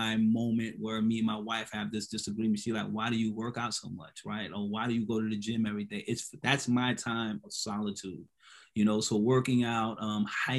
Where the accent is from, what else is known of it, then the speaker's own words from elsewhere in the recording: Hilton Head Island, South Carolina, United States; I'm from Hilton Head